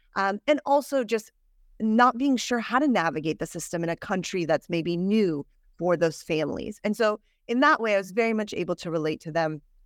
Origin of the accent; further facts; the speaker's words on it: Northern California, United States; I grew up in Northern California